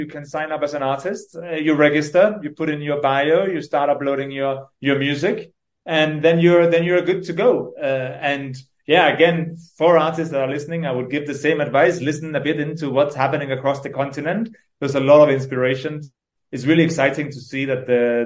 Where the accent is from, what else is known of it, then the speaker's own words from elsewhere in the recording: Denmark; moved away as an adult; now in Nairobi, Kenya; I'm originally from Denmark. I grew up there, and then I moved here when I was 21, 22